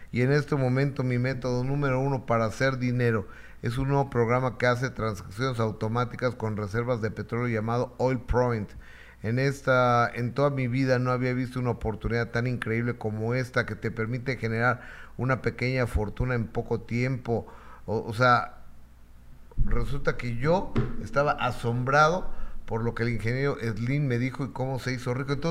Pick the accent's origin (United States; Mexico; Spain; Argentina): Mexico; yo no quiero el tren Maya y soy mexicana, no todos estamos de acuerdo.